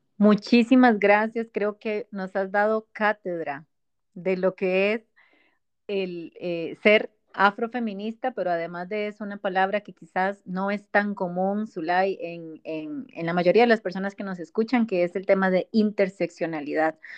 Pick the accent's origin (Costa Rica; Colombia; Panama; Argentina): Costa Rica; somos ticas las dos